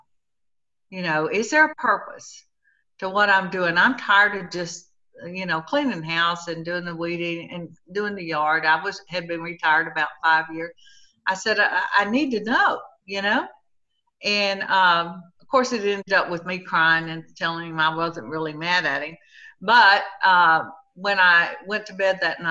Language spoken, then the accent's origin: English; Hico, Texas, United States; now in Sweeny, United States; I am from Sweeney, Texas. I was born in a little town called Hyco, Texas, and I currently live about 30 miles from the Gulf